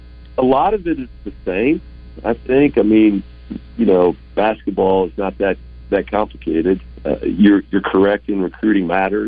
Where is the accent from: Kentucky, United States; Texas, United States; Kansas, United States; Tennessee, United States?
Kansas, United States; now in Arkansas, United States; I'm a Chiefs guy. You know, I grew up in Kansas.